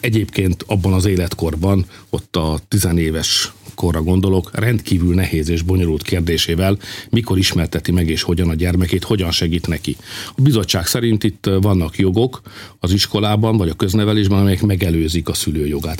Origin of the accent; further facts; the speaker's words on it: Hungary; én, mint magyar szülő